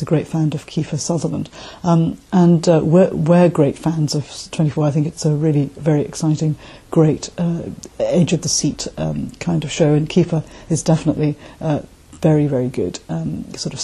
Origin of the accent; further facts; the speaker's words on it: Malaysia; also born or lived in South London, United Kingdom; now in London, United Kingdom; I live in South London in the UK, but I'm originally from Malaysia.